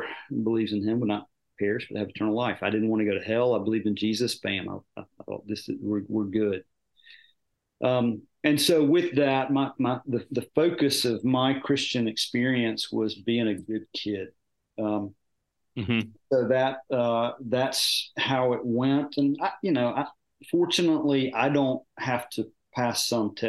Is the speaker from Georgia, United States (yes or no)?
yes; Dalton, Georgia, United States; I grew up in Dalton, Georgia in a Methodist church